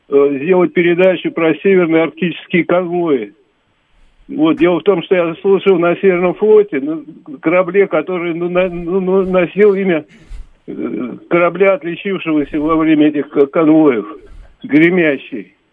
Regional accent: Sevastopol, Ukraine; Я сам из Севастополя. Жил рядом в Стрелецкой бухте с Севастопольским училищем имени Нахимова.

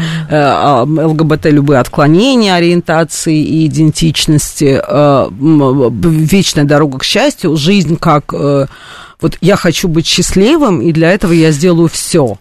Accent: Russia; Я там этническая армянка, которая там со всеми поколениями жила на территории Русской империи, там, Российской империи, Советского Союза, теперь там Российской Федерации

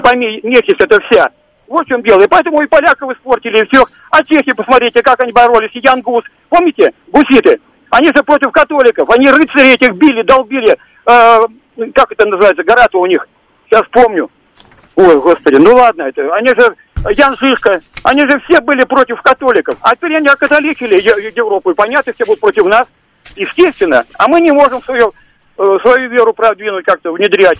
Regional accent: Moscow, Russia; У меня родственники все на Украине, а я москвич

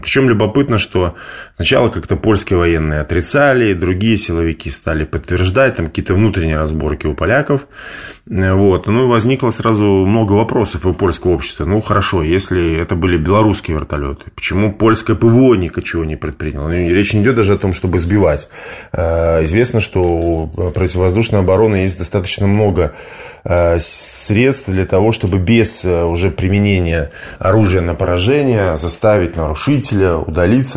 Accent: Belarus; я белорус

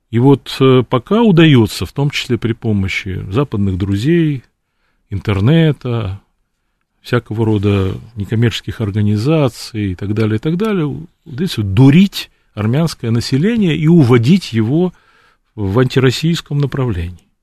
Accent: Batumi, Adjara, Georgia; born there; Я русское лицо кавказской национальности. Родился в Батуми. Все мои предки русские, донские казаки

